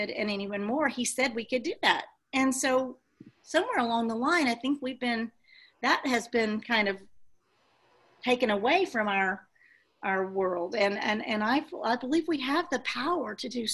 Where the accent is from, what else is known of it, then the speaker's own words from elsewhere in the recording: Texas, United States; I'm from Texas